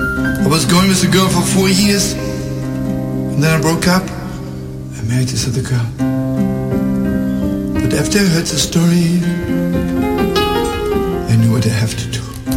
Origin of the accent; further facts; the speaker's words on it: Lodz, Łódź Voivodeship, Poland; born there; I was born in Lodz. And when the Germans came to Lodz, I was 4 years old.